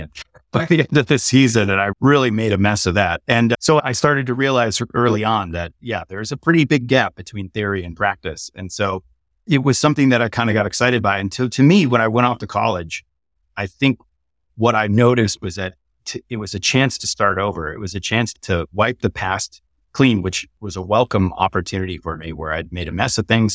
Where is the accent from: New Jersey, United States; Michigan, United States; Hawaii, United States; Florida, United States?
Michigan, United States; Detroit; also born or lived in Massachusetts / Silicon Valley; now in Austin, United States; I was born in Detroit, Michigan, and, uh, both of my parents were entrepreneurs